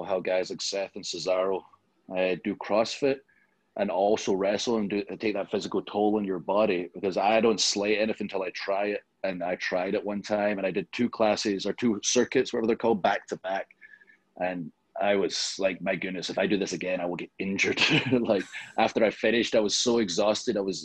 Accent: Scotland, United Kingdom; I am from Scotland

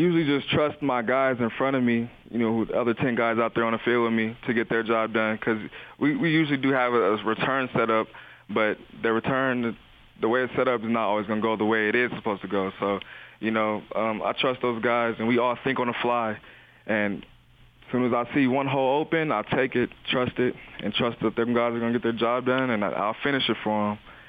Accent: Las Vegas, Nevada, United States; I came from Las Vegas, coming to this small town where everything in Vegas is open 24 hours and everything out here closes around 9 or 10

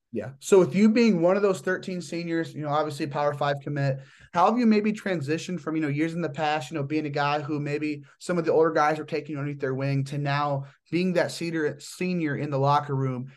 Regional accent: Indiana, United States; my hometown team, the Indiana Bulls

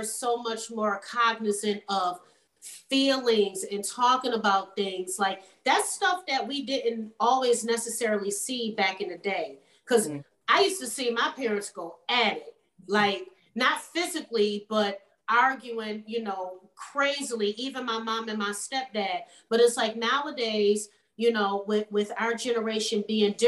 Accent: Buffalo, New York, United States; moved away; we're from Buffalo. So my son's dad lives in Buffalo

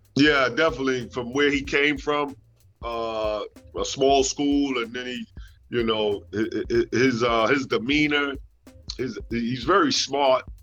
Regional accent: New York, United States; moved away as an adult; also born or lived in Nashville; now in Florida, United States; I live born and raised in New York

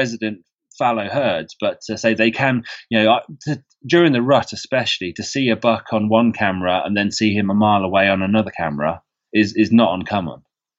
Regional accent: England, United Kingdom; because as an English person on Facebook groups, I'm a member of a Georgia deer hunting group.

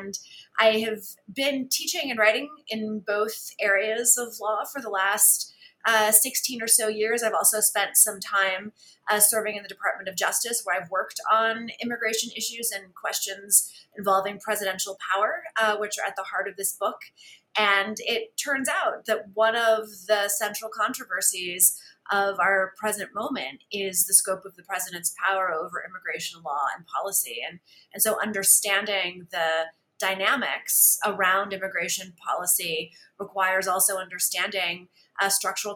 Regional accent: San Antonio, Texas, United States; since I was a teenager growing up in San Antonio, Texas

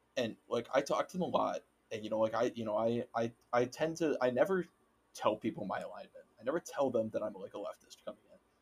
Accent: Waconia, Minnesota, United States; growing up in Waconia

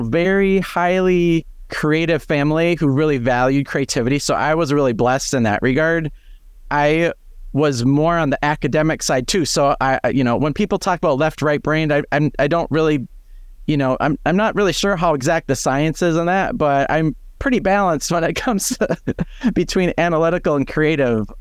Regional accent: Fargo, North Dakota, United States; moved away as an adult; now in Twin Cities, United States; growing up in Fargo, North Dakota

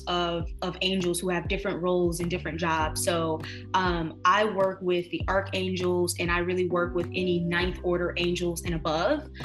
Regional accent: Detroit, Michigan, United States; moved away as an adult; now in New York City, United States; born and raised in Detroit, Michigan, now here in NYC for the last 4 years

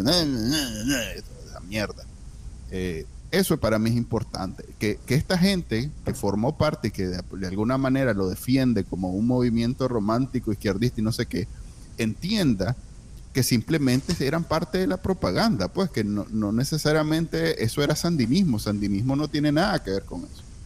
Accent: Nicaragua; now in United States; nosotros que somos que somos nica, nos encanta y queremos con todas nuestras ganas vivir ahí

